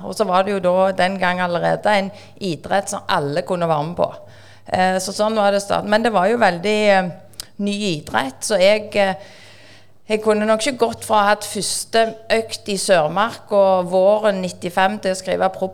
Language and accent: Norwegian; Bjørheimsbygd, Rogaland, Norway; also born or lived in Stavanger; now in Sandnes, Norway; jeg er oppvokst i Bjørnsbygd, Strand kommune, Ryfylke, og så bor vi på Sandnes.